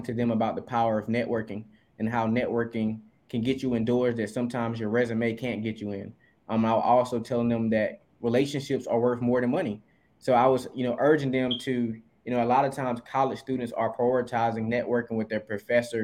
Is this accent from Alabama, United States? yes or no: no; Eastern North Carolina, United States; moved away as an adult; also born or lived in Durham, North Carolina; I'm originally from Mackinsville, North Carolina, Eastern North Carolina